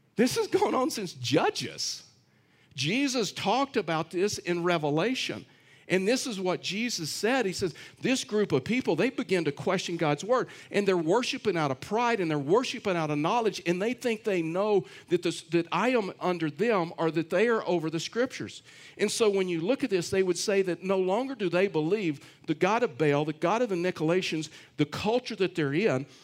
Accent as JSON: {"language": "English", "region": "Texas", "country": "United States", "said": "I'm from Texas"}